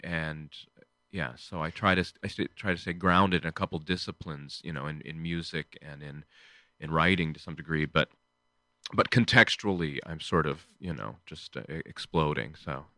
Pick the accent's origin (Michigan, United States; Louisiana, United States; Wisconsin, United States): Michigan, United States; I grew up in, um, a small town in Michigan.